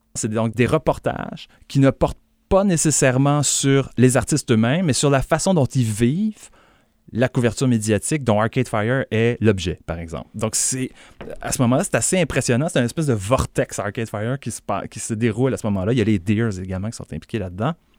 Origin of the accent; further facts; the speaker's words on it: Montreal, Quebec, Canada; je suis montréalais